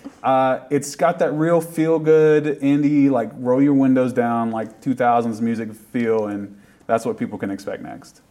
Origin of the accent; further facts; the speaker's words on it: Appalachia, United States; being from appalachia means a lot and it's it is part of everyone's identity and people like have made fun of my accent when we go somewhere but it's like that's just where i'm from